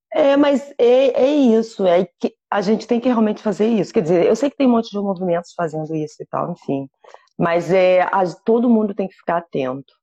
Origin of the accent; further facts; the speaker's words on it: Rio de Janeiro, Brazil; first language Portuguese; moved away; Eu morro de saudades é, do Brasil